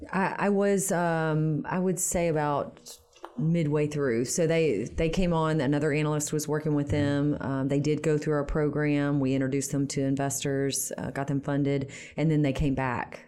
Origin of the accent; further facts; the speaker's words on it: Shreveport, Louisiana, United States; moved away as an adult; also born or lived in Baton Rouge / Washington, D.C. / New York City / Detroit; I'm born and raised in Shreveport.